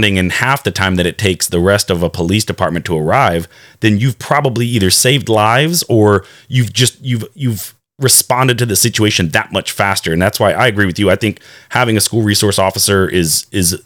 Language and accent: English; Wake County, North Carolina, United States; I was born and raised actually here in Wake County, which is, I want to say, one of the largest school systems in North Carolina.